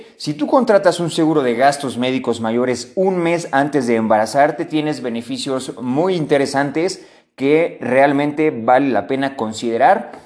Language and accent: Spanish; Mexico; a todos como mexicanos